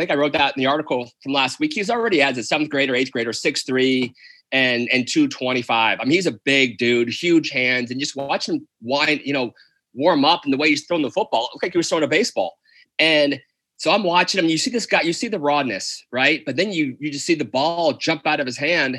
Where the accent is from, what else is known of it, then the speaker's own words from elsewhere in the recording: Hawaii, United States; I'm from Hawaii. My mom's Hawaiian.